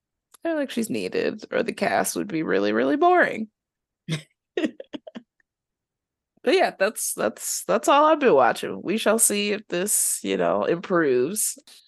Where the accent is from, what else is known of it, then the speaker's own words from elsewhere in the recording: Brooklyn, New York, United States; Well, yeah, they kind of like, you know, I'm real New Yorkers kind of deal. I'm from Brooklyn.